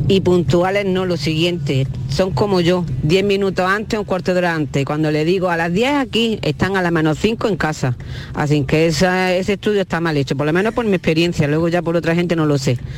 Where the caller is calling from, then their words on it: Granada, Andalusia, Spain; Buenos días, Vigorra. … de Granada.